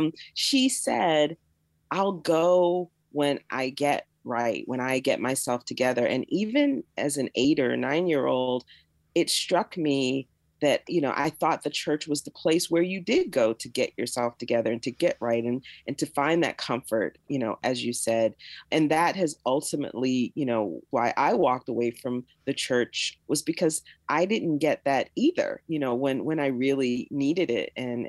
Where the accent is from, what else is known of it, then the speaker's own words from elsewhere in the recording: Jacksonville, Florida, United States; moved away as an adult; now in Pittsburgh, United States; I've lived here longer than I lived in the South, because I was born and raised in Jacksonville, Florida. And then at 18, I went away to college, and I haven't lived in the South full time since then.